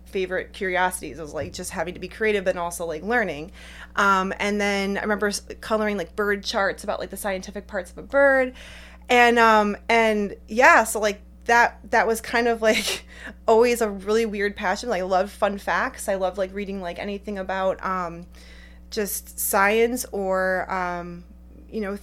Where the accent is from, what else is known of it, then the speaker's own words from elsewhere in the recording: Cleveland, Ohio, United States; I'm from Ohio originally, the Cleveland area